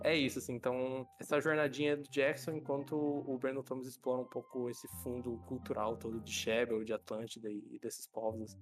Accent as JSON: {"language": "Portuguese", "country": "Brazil", "said": "mas a gente é brasileiro"}